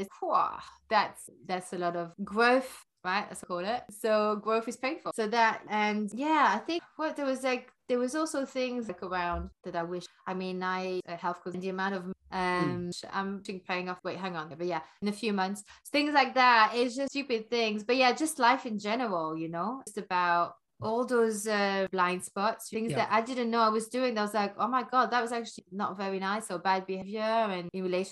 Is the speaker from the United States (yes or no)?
no; Belgium; moved away as an adult; also born or lived in London; I grew up in Belgium, but I'm not from there. My mom is Danish, my dad's from Algeria.